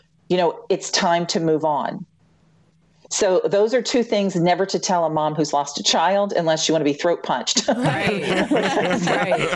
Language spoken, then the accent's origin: English; Louisiana, United States; moved away as an adult; also born or lived in Memphis; I'm originally from Louisiana